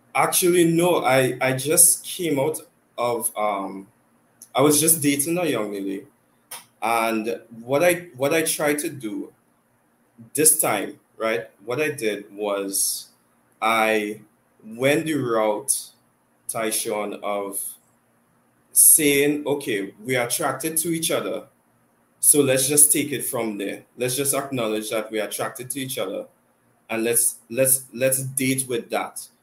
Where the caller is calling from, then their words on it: Trinidad & Tobago; Yep, I'm calling from Trinidad and Tobago